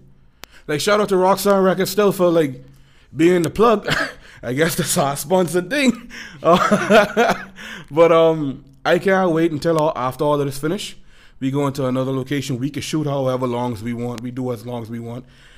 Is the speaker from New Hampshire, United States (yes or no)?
no; Florida, United States; growing up in Florida